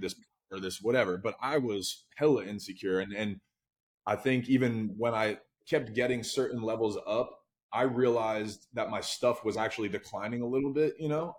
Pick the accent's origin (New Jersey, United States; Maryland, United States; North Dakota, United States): New Jersey, United States; I'm a kid from Jersey